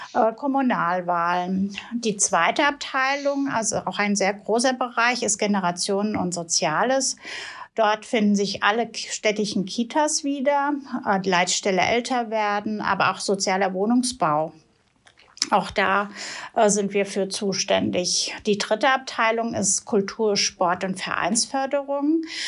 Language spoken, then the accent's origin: German; Wiesbaden, Hesse, Germany; ich komme aus Wiesbaden ursprünglich